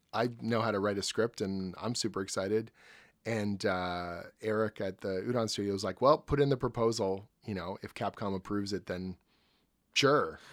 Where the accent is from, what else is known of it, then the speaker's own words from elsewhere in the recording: Oshawa, Ontario, Canada; I grew up in Oshawa, you know, just outside of Toronto.